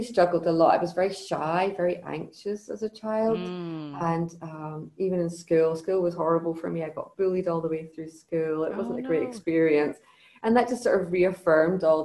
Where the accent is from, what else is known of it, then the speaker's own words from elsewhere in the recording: Scotland, United Kingdom; I come from Scotland. So I grew up in Scotland.